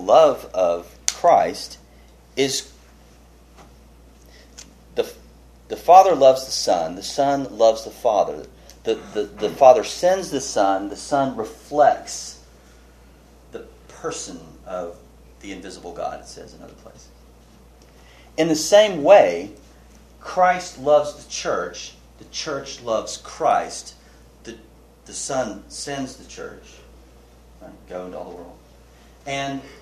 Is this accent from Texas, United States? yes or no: yes; Texas, United States; I'm a Texan